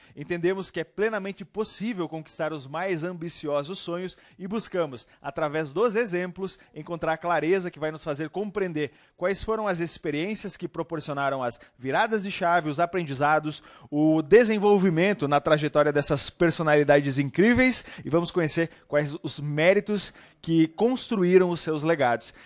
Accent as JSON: {"language": "Portuguese", "town": "Barra Funda", "region": "Rio Grande do Sul", "country": "Brazil", "tie": "born or raised there", "said": "nós dois somos naturais de Barra Funda"}